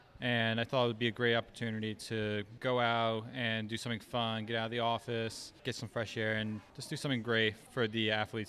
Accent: Stamford, Connecticut, United States; from Stamford, Connecticut.

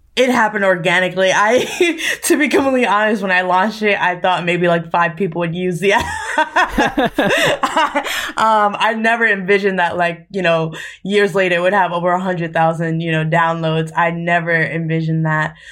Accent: New York City, New York, United States; moved away as an adult; also born or lived in New Hampshire; now in California, United States; I'm from New York, specifically Staten Island and Harlem, New York.

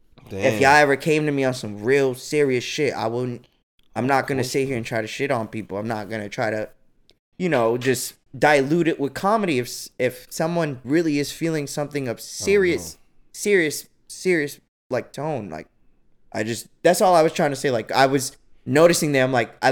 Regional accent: United States

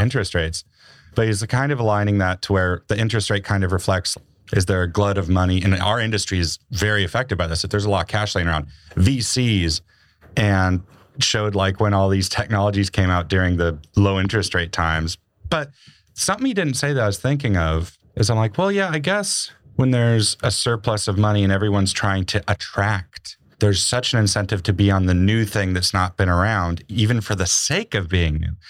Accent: Montana, United States; moved away; I grew up in Montana

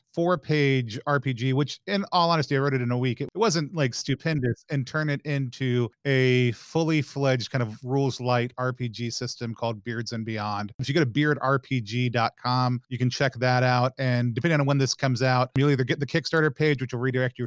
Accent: the South, United States; also born or lived in Seattle, Washington; now in Philadelphia, United States; I grew up in the South

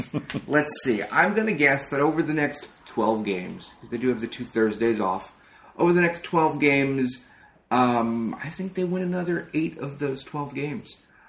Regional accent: Long Island, New York, United States; I'm from Long Island.

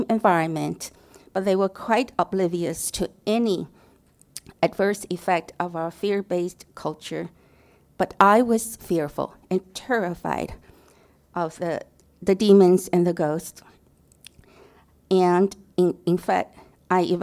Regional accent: Taiwan; moved away; I was born and raised in Taiwan

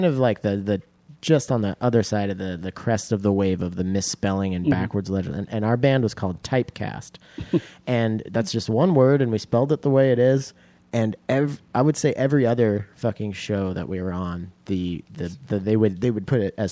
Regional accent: Roslyn, Washington, United States; I grew up in Roslyn, Washington

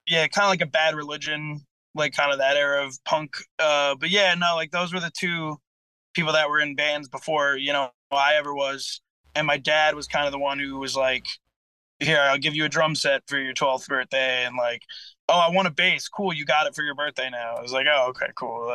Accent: Port Jefferson Station, New York, United States; I'm from Port Jeff Station, which is kinda like deep Suffolk County

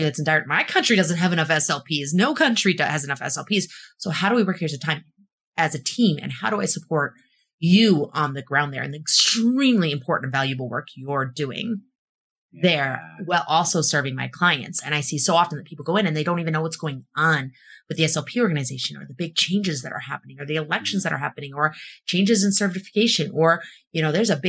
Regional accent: Illinois, United States; moved away as an adult; also born or lived in East Coast / California; I'm from Illinois originally.

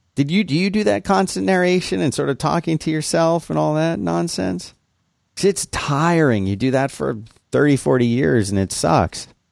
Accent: Florida, United States; I lived in a city there, and then we had lots of, see, we had lots of canals. in Florida

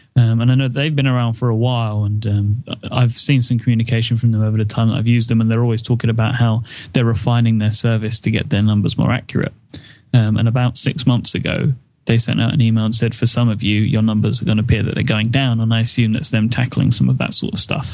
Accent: United Kingdom; I'm British

